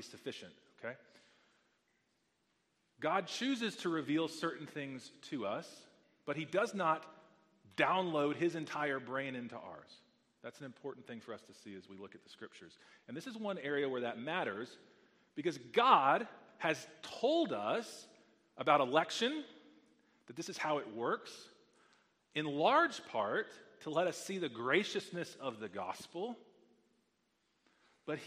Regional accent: Texas, United States; I grew up playing football in Texas

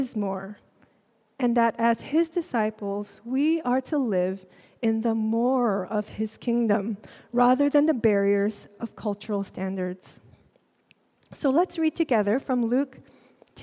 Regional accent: Singapore; also born or lived in Jakarta, Indonesia; And when I was four, we moved to Singapore. My parents enrolled me in a Chinese school

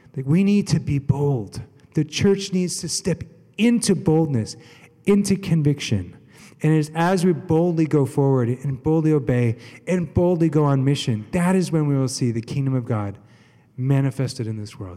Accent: United States; we're American, not British

